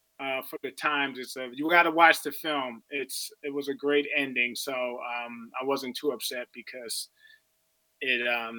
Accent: Philadelphia, Pennsylvania, United States; moved away; I'm going back to Philly. I'm from Philadelphia.

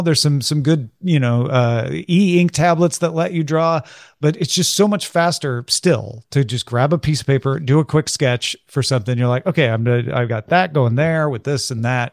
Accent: near Saint Louis, Missouri, United States; a part of growing up near Saint Louis

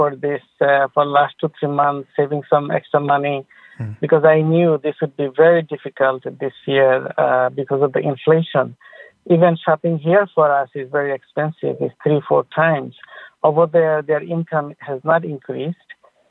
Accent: Bangladesh; now in Queens, United States; I'm from Bangladesh.

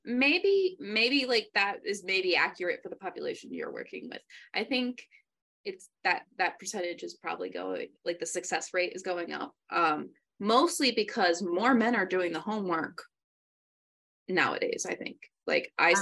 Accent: New York, United States; moved away; also born or lived in San Antonio, Texas; growing up in New York

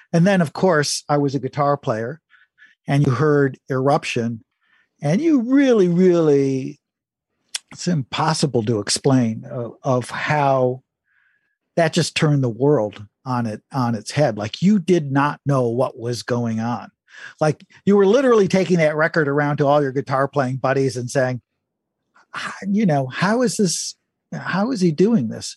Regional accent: Detroit, Michigan, United States; I was born and raised in Detroit

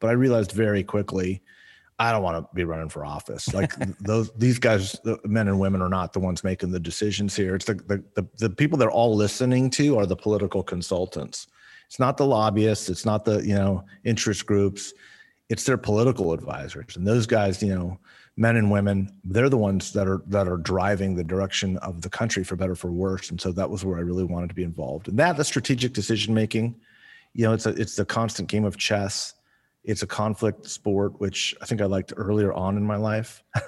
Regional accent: Ventura County, California, United States; also born or lived in Moorpark, California; I grew up in Ventura County. My family moved to Moorpark in 71, back when it was a town of about a little over 3,000 people. And I graduated from Moorpark High School. I won't say what year, but it was a long time ago.

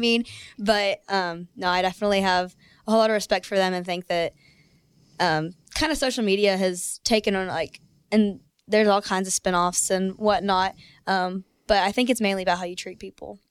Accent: Denton, Texas, United States; I'm from Denton, Texas.

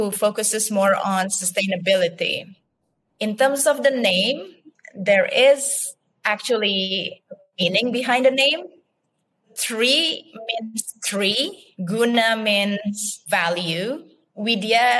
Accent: Bali, Indonesia; I was born and raised up in Bali, Indonesia

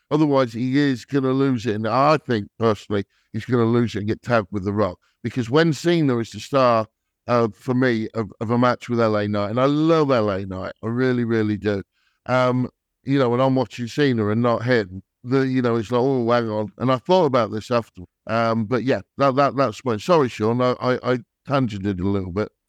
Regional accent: England, United Kingdom; I'm English or British

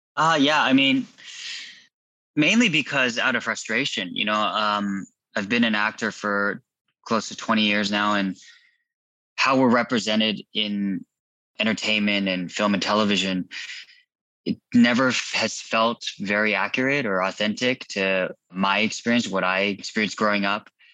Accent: Irvine, California, United States; also born or lived in Garden Grove, California / Chula Vista, California; I was born in 81 in Garden Grove. Uh, we spent most of my childhood in, most of my life in Irvine, except for uh, a few years in Chula Vista, San Diego

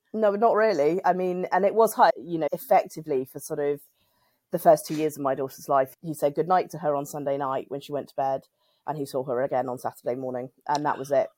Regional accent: United Kingdom; I'm British and I'm in the U K

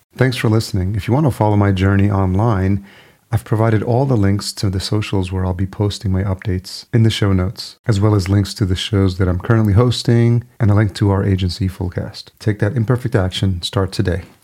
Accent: New York, United States; a DJ in the making growing up in New York was all about early hip hop and breakdancing

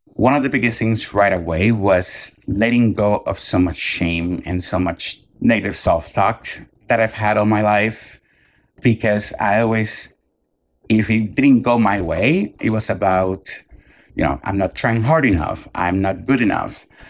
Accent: Puerto Rico; I grew up in Puerto Rico

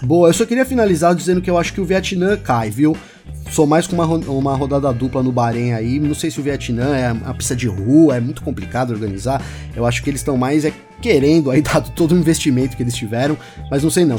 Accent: Brazil; como bom brasileiro

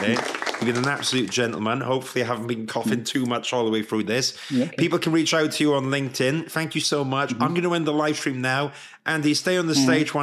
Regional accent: Swansea, Wales, United Kingdom; moved away as an adult; also born or lived in London; as a Welsh man, moving from Swansea to London was a big deal at the time

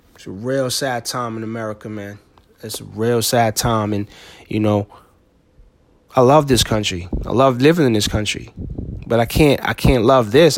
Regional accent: East Orange, New Jersey, United States; I grew up in East Orange, New Jersey

